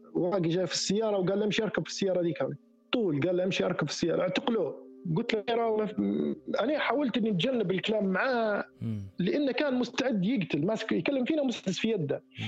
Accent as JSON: {"language": "Arabic", "town": "Tawergha", "region": "Misrata District", "country": "Libya", "also_born_or_lived": "Sirte", "moved": "yes", "said": "انا من تورغه ونسكن هنا في سرت"}